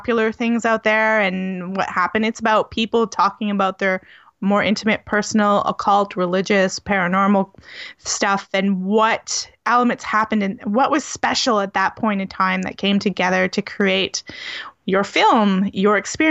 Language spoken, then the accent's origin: English; New Brunswick, Canada; on the East Coast of Canada, where I was born in New Brunswick.